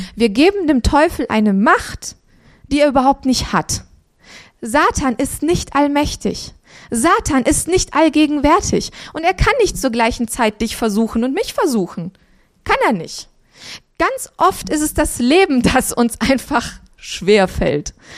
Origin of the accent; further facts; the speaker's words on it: Transylvania, Romania; moved away; wir sind in Transsilvanien geboren